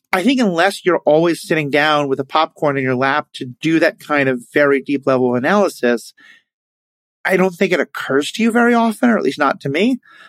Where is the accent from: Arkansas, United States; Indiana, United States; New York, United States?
New York, United States; New York City; as a New Yorker